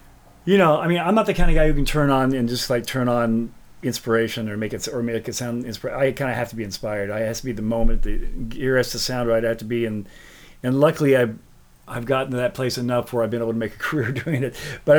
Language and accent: English; Alabama, United States; When I was growing up in Alabama, we used to go into Walmart there